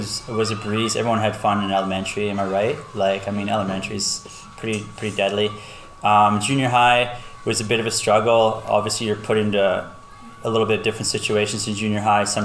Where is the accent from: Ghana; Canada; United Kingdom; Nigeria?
Canada; Lloydminster; I grew up in Lloyd, born and raised here my entire life